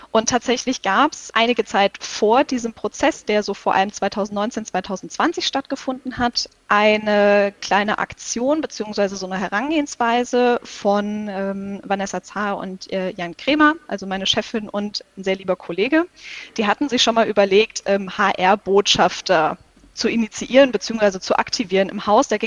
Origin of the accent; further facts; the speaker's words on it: Hesse, Germany; Ich komme aus Hessen, ich bin hier aufgewachsen und das war mein Wunscharbeitgeber.